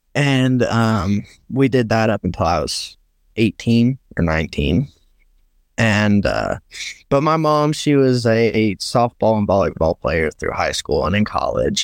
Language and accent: English; Herrin, Illinois, United States; I am from Southern Illinois, a little town called Heron